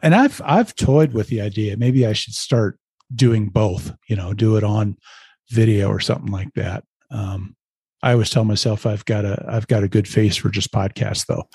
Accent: Lincoln, Nebraska, United States; moved away as an adult; now in Colorado, United States; I grew up in Lincoln, Nebraska

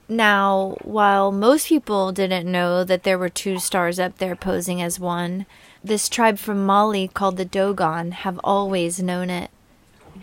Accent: Arkansas, United States; I'm from Arkansas.

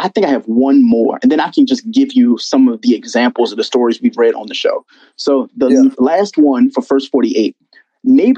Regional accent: United States; I'm from the States.

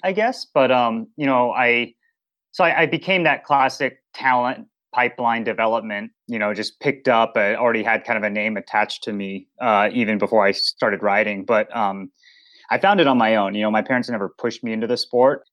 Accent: Boulder, Colorado, United States; I grew up in Boulder, Colorado, so outdoor sports, Mecca

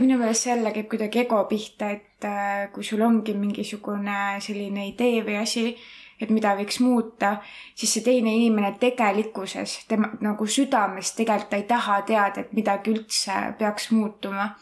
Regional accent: Estonia; accent: Estonian-English; mul on ka aktsent, aga mul ongi eesti

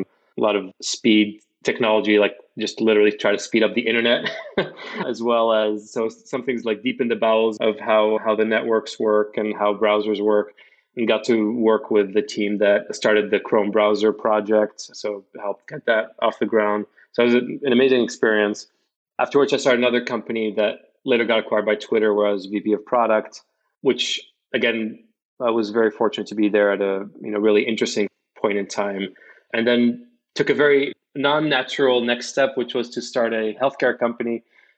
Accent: Casablanca, Casablanca-Settat, Morocco; moved away as an adult; also born or lived in Bay Area, United States; now in United States; I'm originally from Morocco. I was born in Casablanca, where I grew up

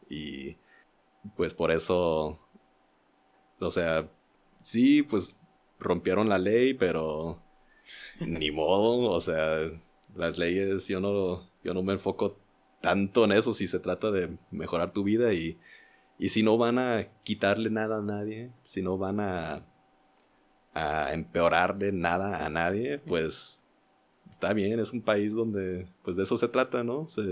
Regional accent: Indiana, United States; now in Mexico; donde yo crecí en Indiana

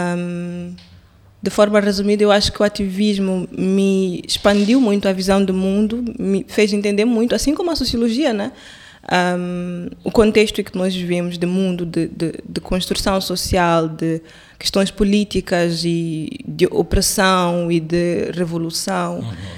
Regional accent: Quelimane, Zambezia, Mozambique; moved away; Eu, eu sou de Climane

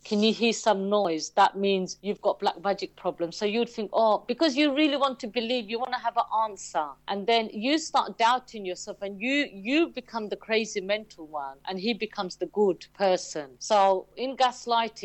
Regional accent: London, United Kingdom; also born or lived in Bow, London / Stratford, London; I was born in Bow in East London, a beautiful part of East London. And then we moved to Stratford, and we're still here in Stratford. So I've always been an East London girl

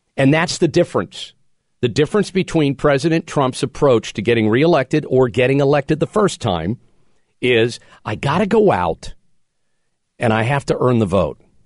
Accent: Pennsylvania, United States; cities in Pennsylvania that have, have recently made the list. My home state

